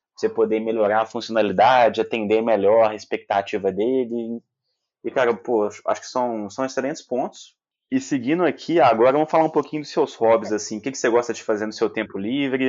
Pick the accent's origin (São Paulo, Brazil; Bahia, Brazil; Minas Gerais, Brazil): Minas Gerais, Brazil; Belo Horizonte; accent: mineiro; Aqui em Belo Horizonte, mineiro também